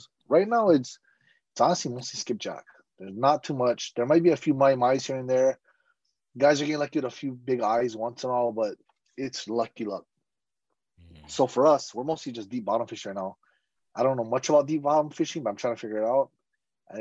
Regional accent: Oahu, Hawaii, United States; I'm from Oahu, which is the main island in Hawaii

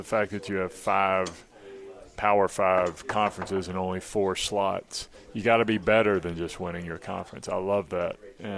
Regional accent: Mobile, Alabama, United States; Mobile, Alabama.

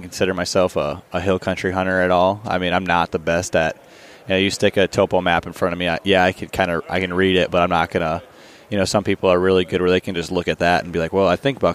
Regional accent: Minnesota, United States; moved away as an adult; also born or lived in North Dakota; I moved back to Minnesota. It's been a little over a year now, but I still hunt North Dakota heavily and put as just much time out there as I do really in my home state now

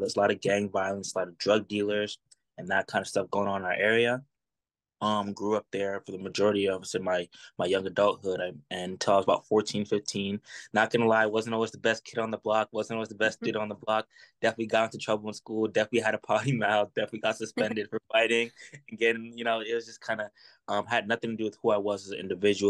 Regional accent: Providence, Rhode Island, United States; now in Lynnwood, United States; I'm originally from Providence, Rhode Island. I was born in Providence, Rhode Island

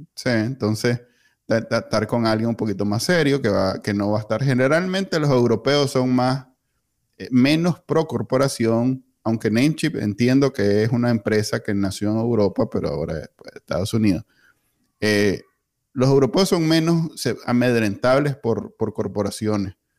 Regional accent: Nicaragua; Yo viví mi niñez en Nicaragua en los 80

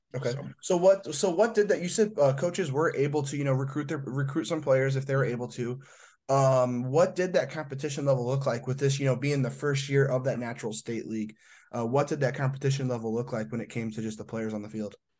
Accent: Indiana, United States; I'm from Indiana

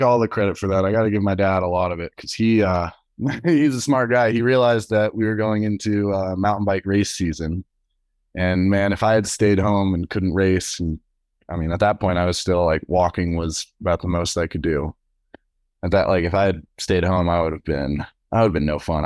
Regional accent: Durango, Colorado, United States; also born or lived in Texas; I've lived in, uh, Colorado pretty much as long as I can remember, in Durango

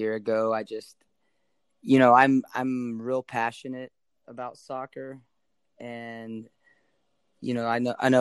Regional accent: Dallas, Louisiana, United States; also born or lived in Shreveport, Louisiana; I was born in Shreveport.

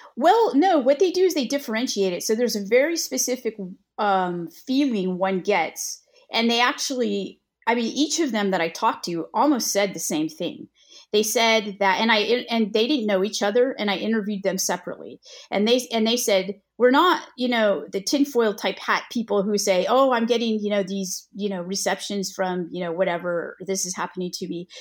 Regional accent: California, United States; moved away as an adult; now in the South, United States; I'm originally from California.

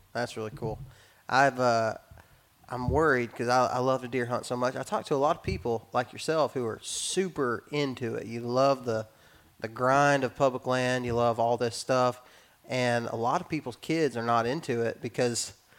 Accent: Texas, United States; I was raised in West Texas, and so my dad was on a lease, and we'd go sit in a deer blind, and we'd see deer.

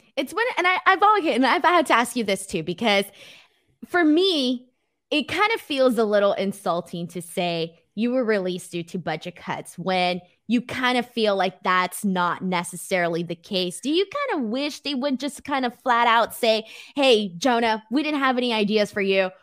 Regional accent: Los Angeles, California, United States; I'm from Los Angeles

